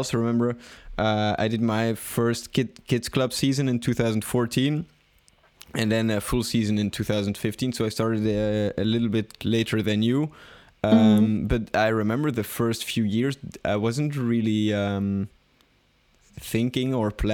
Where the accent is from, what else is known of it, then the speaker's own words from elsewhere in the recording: Belgium; I don't really feel such a strong connection with Belgium. Of course, I'm happy living here